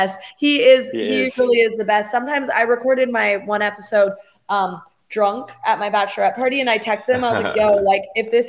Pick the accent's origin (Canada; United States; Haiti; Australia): Canada; West Coast of Canada; moved away; I'm from the West Coast of Canada.